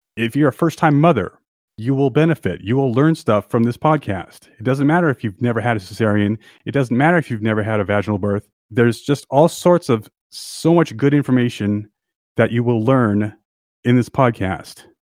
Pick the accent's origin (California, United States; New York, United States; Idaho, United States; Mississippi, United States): California, United States; San Diego; moved away as an adult; also born or lived in Los Angeles / Austria; I was born in San Diego, and I grew up in San Diego, but I lived all my adult life in L